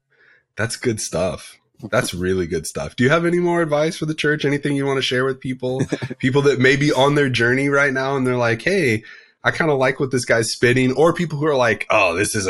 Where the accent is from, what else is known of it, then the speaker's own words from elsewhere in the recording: California, United States; I am from Southern California.